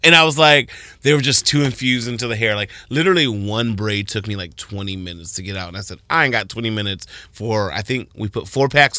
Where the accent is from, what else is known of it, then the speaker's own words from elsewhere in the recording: Arizona, United States; now in Toledo, United States; I remember growing up in Arizona